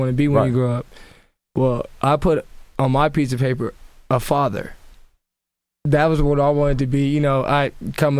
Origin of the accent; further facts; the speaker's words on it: Sacramento, California, United States; growing up in the South area